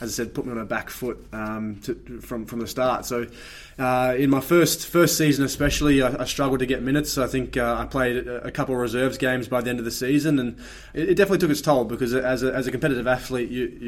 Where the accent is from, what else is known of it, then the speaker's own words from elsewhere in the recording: Perth, Western Australia, Australia; moved away as an adult; I was coming from Perth, I was training with the Glory Youth